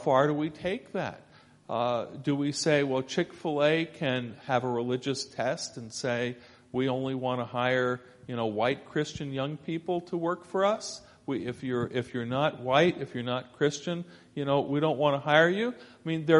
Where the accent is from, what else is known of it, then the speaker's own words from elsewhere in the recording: Scarsdale, New York, United States; moved away; I grew up initially in Scarsdale, New York, Westchester County, just north of New York City.